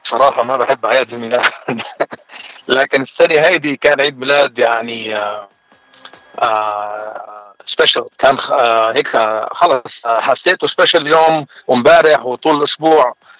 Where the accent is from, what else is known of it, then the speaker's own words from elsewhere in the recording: Jwaya, South Governorate, Lebanon; now in San Antonio, United States; انا من جويه من الجنوب اللبناني وصار لي بالاغتراب اكثر من 30 سنه